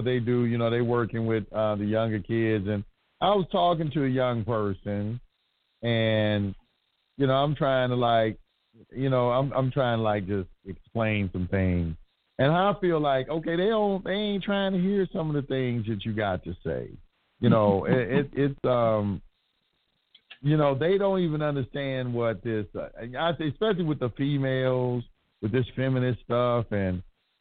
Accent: Dallas, Texas, United States; Born and raised in Oak Cliff. I'm born and raised in Oak Cliff

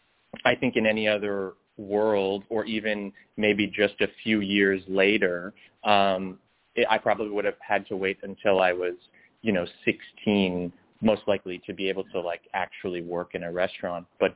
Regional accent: Windsor, Ontario, Canada; I started as a dishwasher in Windsor, Ontario. I'm Canadian

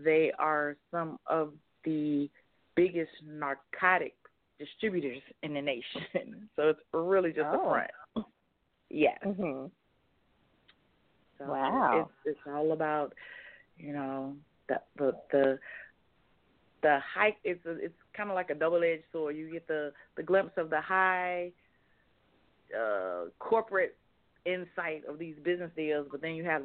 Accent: Mobile, Alabama, United States; now in Virginia Beach, United States; I am originally from Mobile, Alabama.

